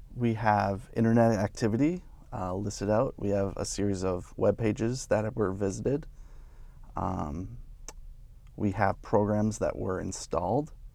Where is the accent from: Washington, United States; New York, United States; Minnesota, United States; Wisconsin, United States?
Minnesota, United States; St. Cloud; I grew up in Saint Cloud